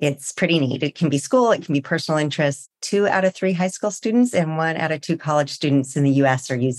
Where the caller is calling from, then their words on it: California, United States; Well, today I'm joining you from just right outside San Francisco.